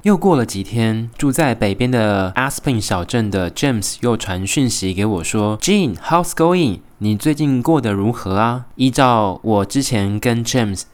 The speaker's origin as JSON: {"language": "Chinese", "country": "Taiwan", "said": "身为台湾人，在澳洲旅游"}